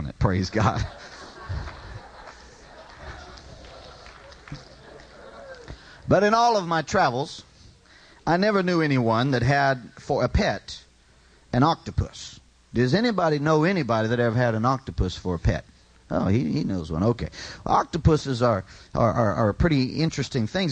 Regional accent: California, United States; I'd lived there all my life, born and raised in California

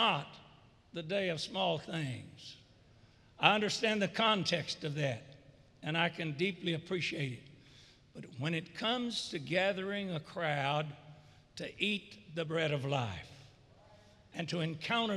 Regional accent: the South, United States; I'm a Southerner

